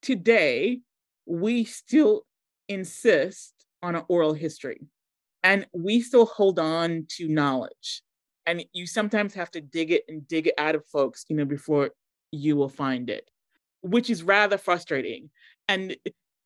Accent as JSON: {"language": "English", "town": "Boston", "region": "Massachusetts", "country": "United States", "tie": "born or raised there", "also_born_or_lived": "Montserrat / Chicago, United States", "accent": "American twang", "moved": "as an adult", "lives_now": "London, United Kingdom", "said": "I grew up in Boston, one of the most Irish cities."}